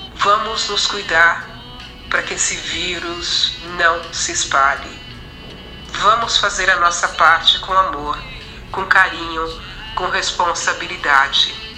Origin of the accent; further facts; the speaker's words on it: São Paulo, Brazil; moved away as an adult; also born or lived in Frutal, Minas Gerais, Brazil; now in Freiburg, Germany; Eu venho de São Paulo, capital, mas eu nasci em Frutal, Minas Gerais